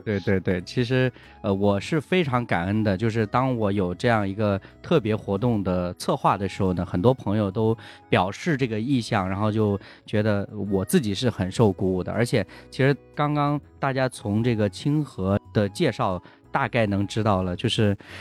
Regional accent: Henan, China; 我也是河南的

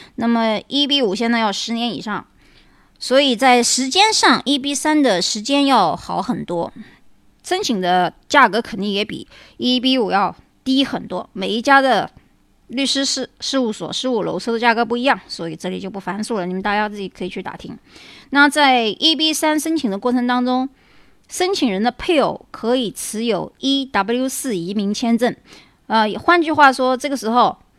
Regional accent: China; moved away; also born or lived in United States; 我们中国人

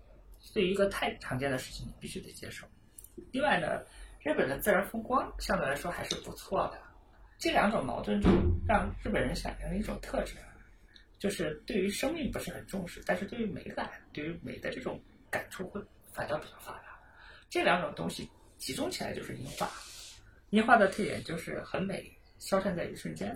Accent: China; 音乐里面，我们中国人讲五音，宫商角徵羽，一二三五七，我非要用四和六，

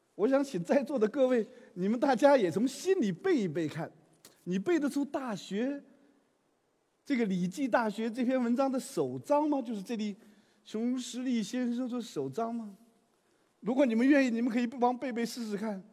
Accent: China; 我们中国人讲究和谐

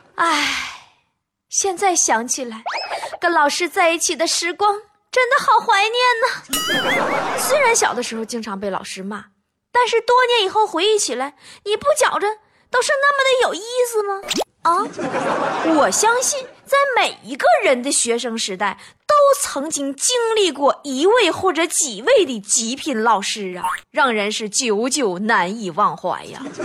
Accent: China; 我们中国人

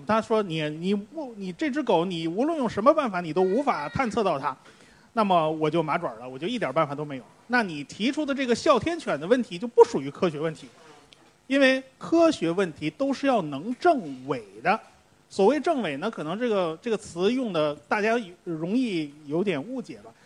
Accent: China; 我们中国人做肉都是放酒的

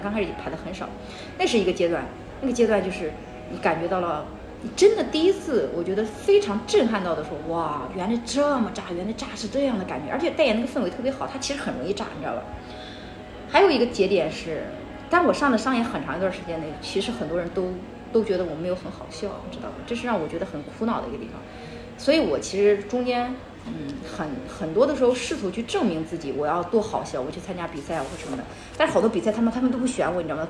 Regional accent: northern China, China; now in Shenzhen, China; 就我北方，我不太喜欢北方，就属于那个地方很小。呃，我性格非常张扬，很小，他们其实没有那么包容我。再加上我们家北方嘛，天气特别干燥 我记得那年，那年三月份吧，我从老家来到深圳

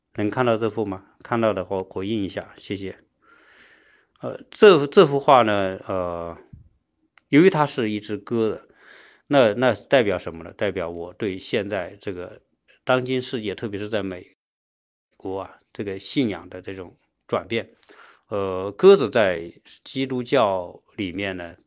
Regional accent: China; 我们国内的很多人啊，或者我们中国人吧

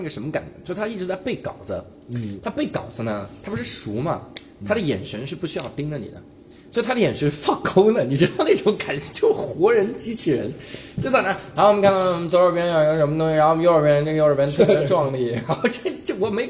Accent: Taiwan; 然后我们台湾人呢，啊，这就可以了。

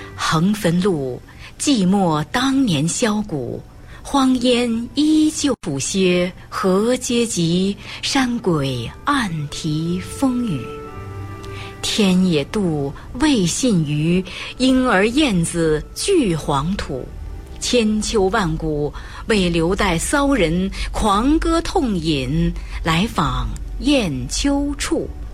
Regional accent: Shanxi, China; 在我们山西太原嗯。袁浩问也是我们山西人

